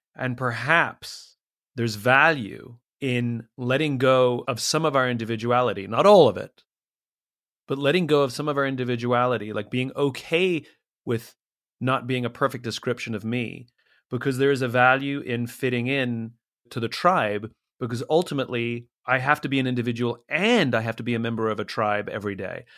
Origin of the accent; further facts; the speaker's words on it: United States; we, as Americans, we like being American